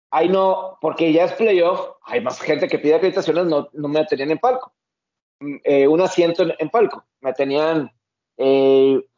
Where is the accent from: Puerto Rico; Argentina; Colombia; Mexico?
Mexico; Yo no he tenido ningún problema como mexicano eh, cubriendo algún juego de NFL en Estados Unidos.